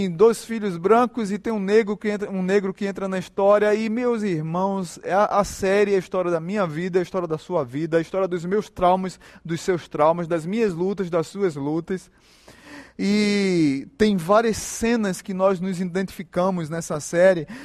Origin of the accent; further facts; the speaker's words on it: Northeast Region, Brazil; Eu sou nordestino.